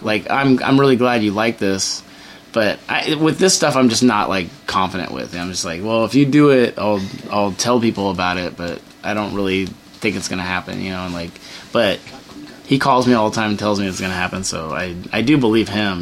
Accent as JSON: {"language": "English", "town": "Torrance", "region": "California", "country": "United States", "tie": "born or raised there", "lives_now": "San Pedro, United States", "said": "I grew up in Torrance"}